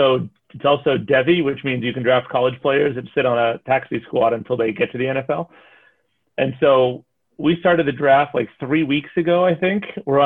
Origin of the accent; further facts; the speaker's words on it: Massachusetts, United States; now in Washington, United States; I live in D.C., but I grew up in just outside of Boston.